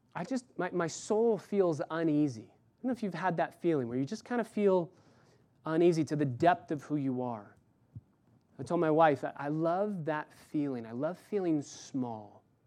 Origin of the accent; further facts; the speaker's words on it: Los Angeles, California, United States; I'm from L A.